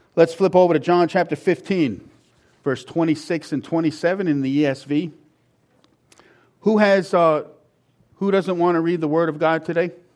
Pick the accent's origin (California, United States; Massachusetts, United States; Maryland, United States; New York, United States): New York, United States; Long Island; I'm from Long Island